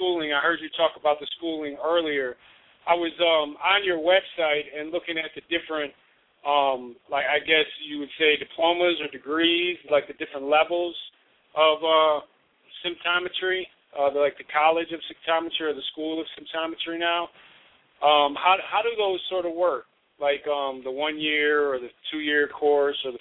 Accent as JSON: {"language": "English", "town": "Chicago", "region": "Illinois", "country": "United States", "said": "I'm from Chicago."}